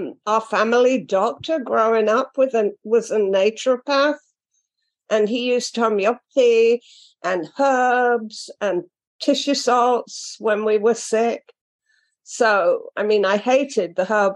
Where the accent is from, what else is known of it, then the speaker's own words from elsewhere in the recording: London, United Kingdom; now in Florida, United States; I'm British and a Londoner